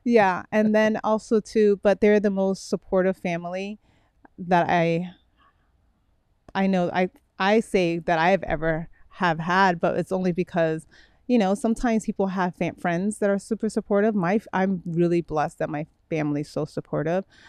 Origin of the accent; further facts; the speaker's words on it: Miami, Florida, United States; also born or lived in Brooklyn, New York; I was raised in Miami